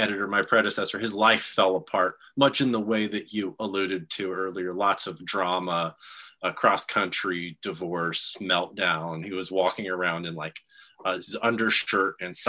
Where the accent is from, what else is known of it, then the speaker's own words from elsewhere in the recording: Texas, United States; now in Kansas City area, United States; I'm from Texas